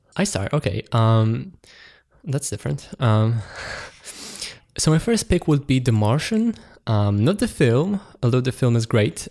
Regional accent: Poland; born or raised there

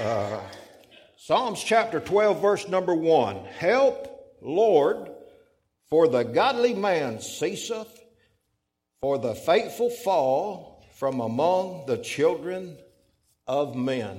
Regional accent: Florida, United States; moved away as an adult; also born or lived in Fort Pierce, Florida; now in Alabama, United States; we was born and raised in Florida

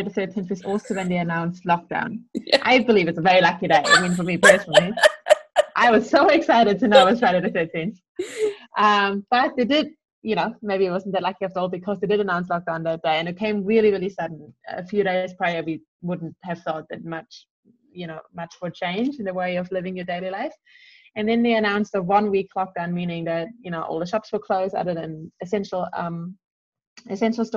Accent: Austria; moved away as an adult; also born or lived in New Zealand; I'm back in my home country in Austria

